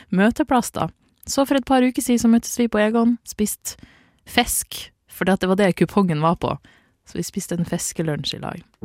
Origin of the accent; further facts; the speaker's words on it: near Mo i Rana, Nordland, Norway; jeg er jo som sagt vokst opp litt utafor Mo i Rana